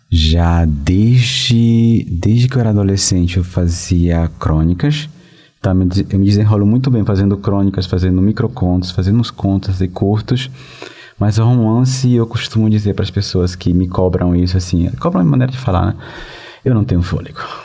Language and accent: Portuguese; Venezuela; moved away; na Venezuela, que é meu país de origem